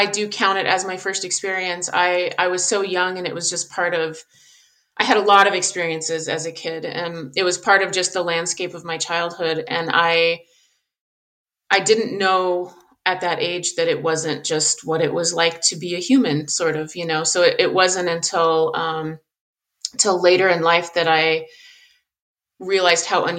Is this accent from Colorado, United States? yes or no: yes; Southern Colorado, United States; I grew up in Southern Colorado. I live in Colorado now.